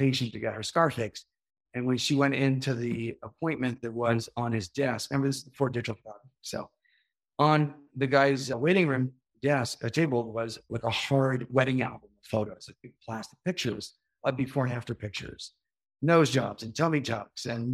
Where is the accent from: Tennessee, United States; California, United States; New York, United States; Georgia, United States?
New York, United States; moved away as an adult; also born or lived in Miami, Florida; now in Florida, United States; I grew up in Whatcom County, New York.